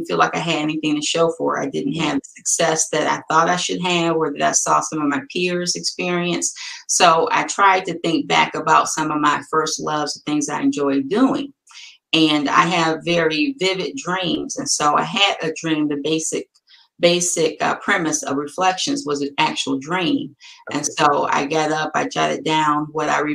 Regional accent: Detroit, Michigan, United States; I'm from Detroit

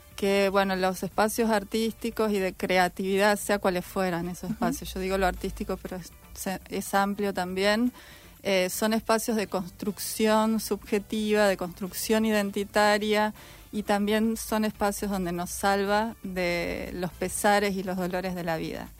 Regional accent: Santa Fe, Argentina; moved away as an adult; now in Rosario, Argentina; Yo soy de Santa Fe

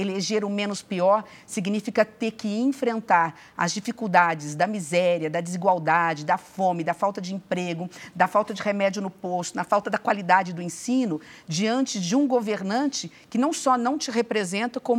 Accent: Brazil; Meu pai era prefeito de uma cidade muito pequenininha, que é a minha cidade natal, sou do interior, do interior do Brasil.

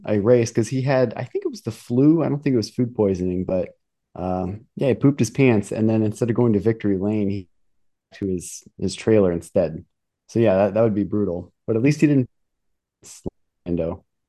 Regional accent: United States; I'm American

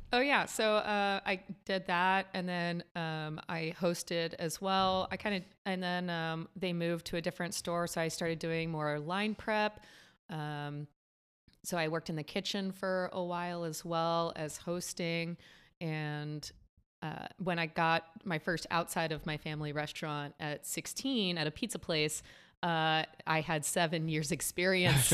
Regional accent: San Antonio, Texas, United States; now in Los Angeles, United States; my hometown in Texas. I'm from San Antonio

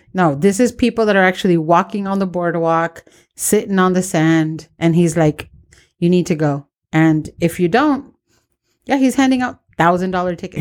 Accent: San Diego, California, United States; Born and raised in Barrio

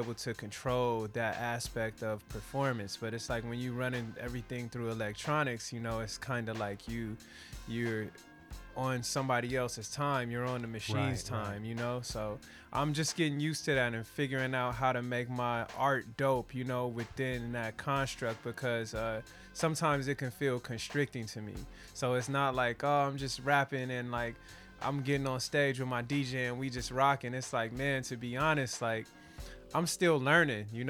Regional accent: Los Angeles, California, United States; you grow up, like we have the street called Degnan with all the black owned shops

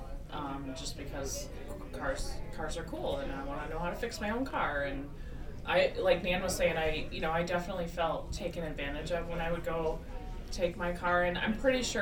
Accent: Madison, Wisconsin, United States; also born or lived in Rochester, Minnesota; we moved here to Madison when I was 2. So I did grow up here, actually on the north side

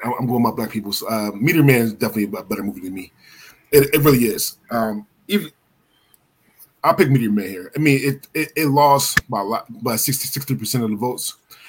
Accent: Philadelphia, Pennsylvania, United States; I'm from Philly

